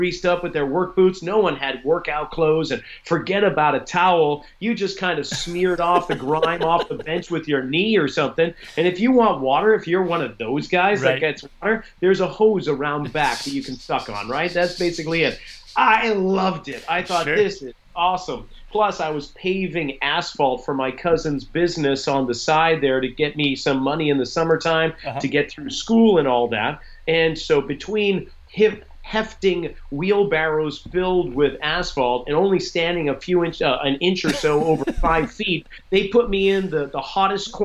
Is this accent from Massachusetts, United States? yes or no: yes; Boston, Massachusetts, United States; moved away; growing up in Boston